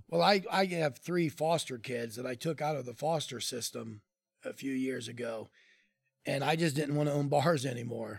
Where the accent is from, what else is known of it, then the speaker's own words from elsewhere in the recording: Columbus, Ohio, United States; I grew up in Clintonville.